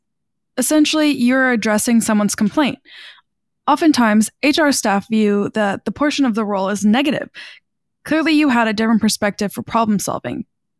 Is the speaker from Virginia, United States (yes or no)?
yes; Northern Virginia, United States; also born or lived in Newport News, Virginia; Well, I was born and raised in Northern Virginia until I attended Christopher Newport University in Newport News.